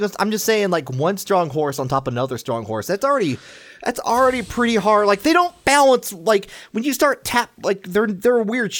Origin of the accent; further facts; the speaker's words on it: Midwest, United States; But I'm from the mid part of the Midwest.